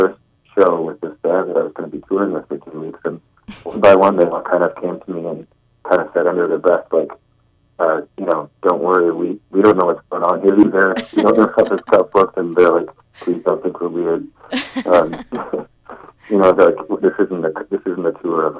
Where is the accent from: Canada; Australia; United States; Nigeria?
Canada; a Canadian songwriter